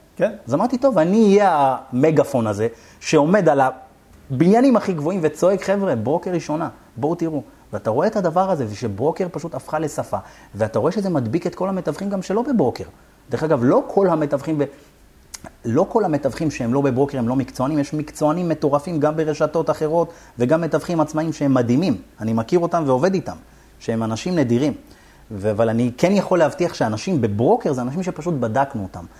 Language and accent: Hebrew; Beersheba, Southern District, Israel; ואני באר שבעי